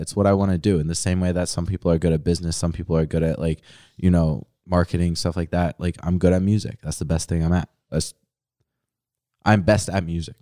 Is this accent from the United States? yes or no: yes; Philadelphia, Pennsylvania, United States; moved away as an adult; now in Pittsburgh, United States; I grew up in Philly, so I had shows in Philly back in high school